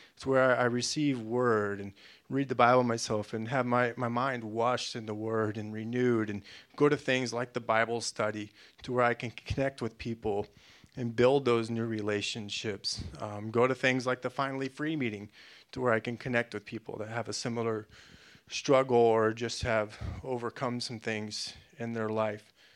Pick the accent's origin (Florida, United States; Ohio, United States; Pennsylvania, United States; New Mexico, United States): Florida, United States; moved away; I'm, I'm a from Florida